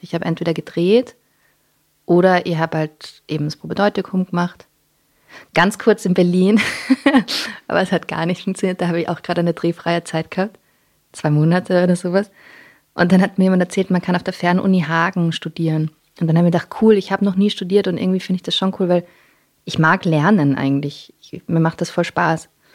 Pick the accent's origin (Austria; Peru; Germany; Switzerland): Austria; Vienna; first language English; dass ich in Wien geboren bin und aufgewachsen